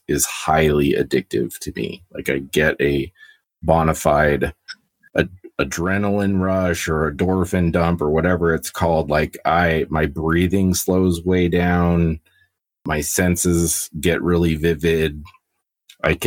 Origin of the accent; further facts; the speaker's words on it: Albuquerque, New Mexico, United States; moved away as an adult; now in Castle Rock, United States; I was born and raised in Albuquerque, New Mexico.